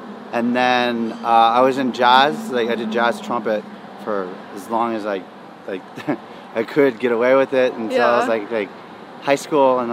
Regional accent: Manhattan Beach, California, United States; also born or lived in Los Angeles, United States; I grew up in Manhattan Beach on the west side.

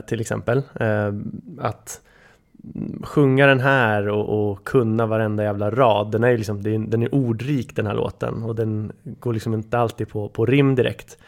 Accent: Bryngelstorp, Sweden; hemma i Bryngelstorp när min bror lyssnade på den

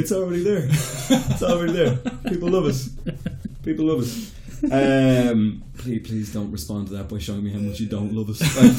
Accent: Ireland; I'm Irish, but it's not the right minority.

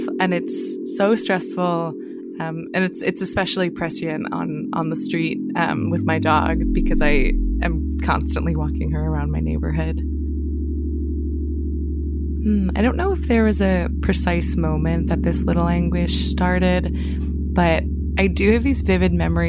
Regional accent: New Jersey, United States; now in Brooklyn, United States; I'm from New Jersey, and I live in Brooklyn, New York.

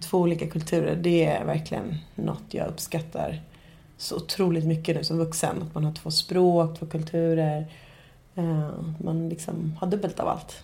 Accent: Nacka, Stockholm County, Sweden; also born or lived in Ecuador; jag är också från Stockholm. Ehm, jag kommer från en fin förort

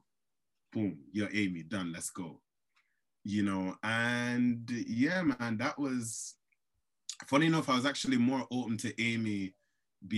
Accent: Jamaica; moved away; I grew up in Jamaica

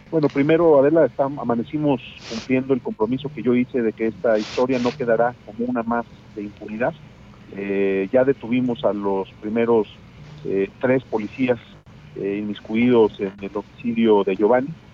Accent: Mexico; Yo soy uno de los mexicanos

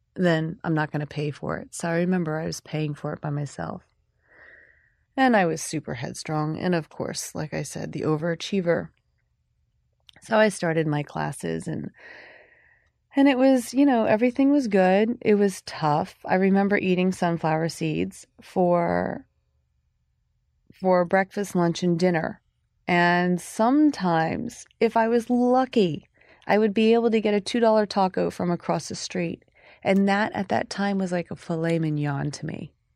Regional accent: Oklahoma, United States; me growing up in Oklahoma

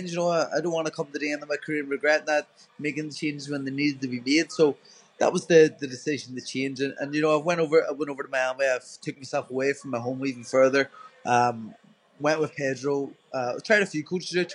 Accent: Ireland; being an Irish person

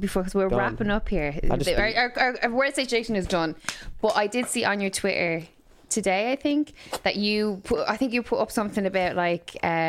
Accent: Ireland; moved away; since I've moved here, think that because I'm Irish, that I'm from the UK.

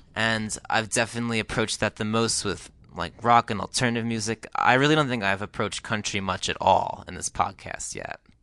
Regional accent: New Jersey, United States; In New Jersey, where I grew up

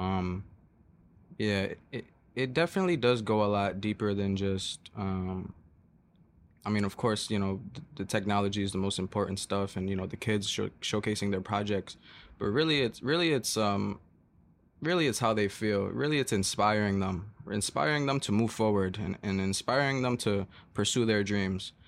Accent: New York City, New York, United States; I'm from Flatbush, Brooklyn

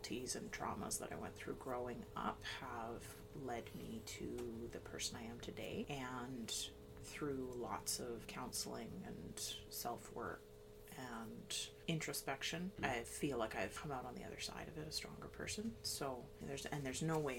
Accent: Lower Mainland, British Columbia, Canada; I grew up in the Lower Mainland

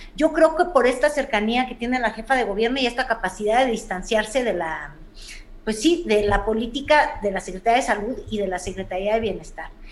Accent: Mexico City, Mexico; como chilanga que soy

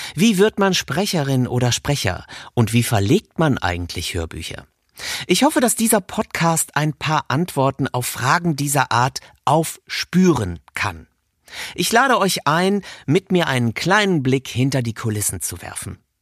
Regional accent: Rhineland, Germany; moved away; Heute hat es mich ins Rheinland verschlagen, meine alte Heimat, genauer gesagt nach Köln

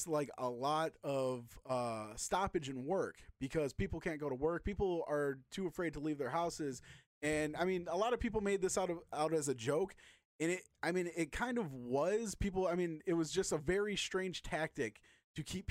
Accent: Michigan, United States; We're from Michigan.

